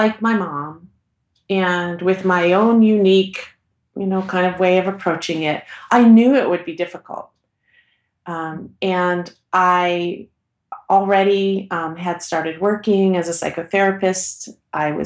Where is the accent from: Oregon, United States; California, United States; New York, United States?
Oregon, United States; Portland; I'm from Portland, Oregon